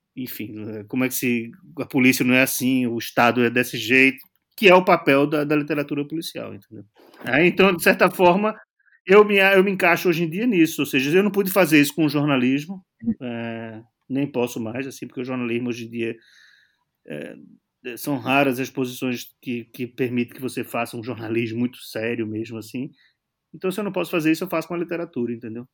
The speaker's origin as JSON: {"language": "Portuguese", "country": "Brazil", "moved": "yes", "lives_now": "Portugal", "said": "eu sou brasileiro"}